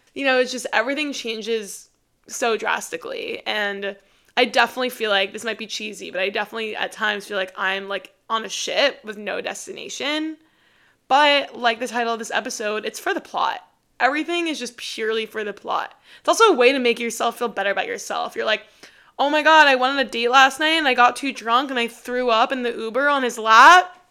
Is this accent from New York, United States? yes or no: yes; New York, United States; moved away as an adult; now in Austin, United States; I'm from New York and I'm moving back